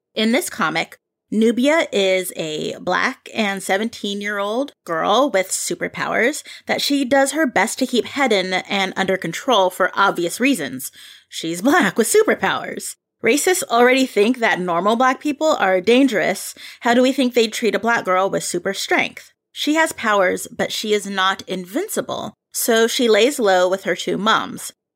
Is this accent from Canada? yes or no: no; Philippines; as a Filipino myself